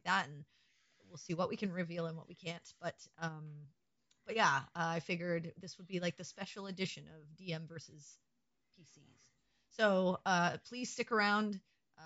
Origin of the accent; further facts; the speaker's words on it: Canada; I'm a Canadian